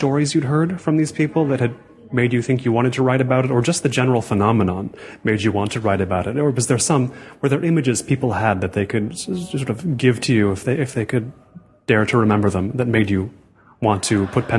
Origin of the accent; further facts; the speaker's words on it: Seattle, Washington, United States; now in Los Angeles, United States; I grew up actually around Seattle and now live here in Los Angeles